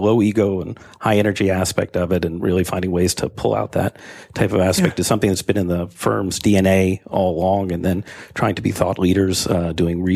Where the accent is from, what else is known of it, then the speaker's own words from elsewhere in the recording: Boston, Massachusetts, United States; moved away as an adult; I grew up in Boston and grew up in a wonderful architectural environment